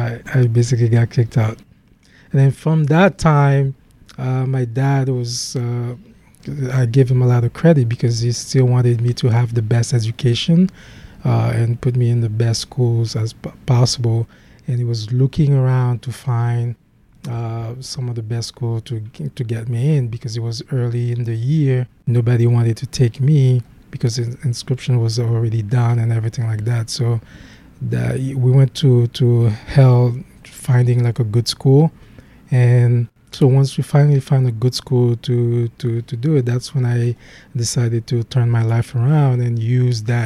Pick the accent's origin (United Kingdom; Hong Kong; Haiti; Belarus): Haiti; accent: Haitian; English is a second language; moved away as an adult; now in United States; I was born and raised in Haiti